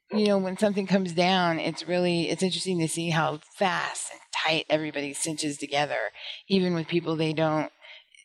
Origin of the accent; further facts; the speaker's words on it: the West, United States; I'm from the West